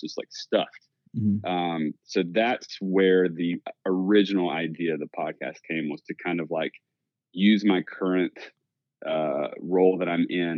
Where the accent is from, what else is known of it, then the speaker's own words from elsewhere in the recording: Southeast Georgia, United States; I'm from Southeast Georgia